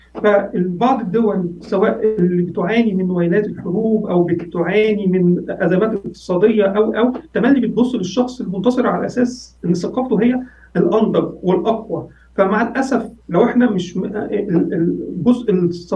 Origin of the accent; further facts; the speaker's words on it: Egypt; عندنا في مصر